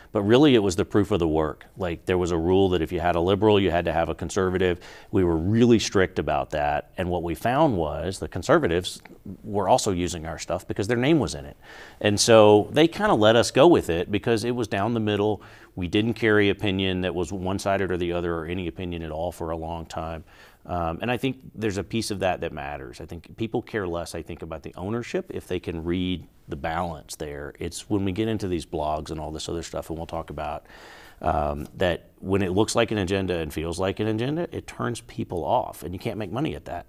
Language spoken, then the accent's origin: English; Georgia, United States; now in Albuquerque, United States; I grew up in Georgia, back east